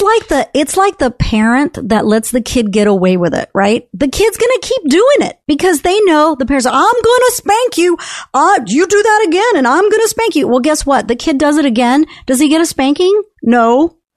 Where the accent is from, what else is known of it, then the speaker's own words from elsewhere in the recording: Texas, United States; also born or lived in California; I'm a Texan. I mean, I've been a Texan since the age of ten, so, and I'm fifty-eight